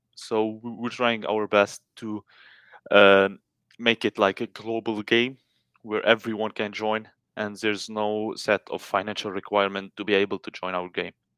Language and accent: English; Lebanon; I'm from Lebanon